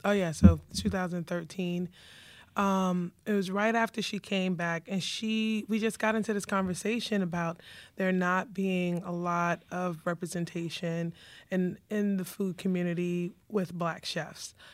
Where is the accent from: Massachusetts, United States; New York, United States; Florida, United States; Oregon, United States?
New York, United States; New York City; also born or lived in Bronx; now in Savannah, United States; I was born in the Bronx. And, um, pretty much raised in Queens, lived in Savannah for a short period of time